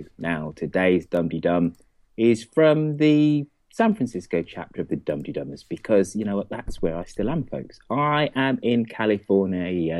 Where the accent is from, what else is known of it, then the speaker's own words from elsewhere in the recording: United Kingdom; We're so British.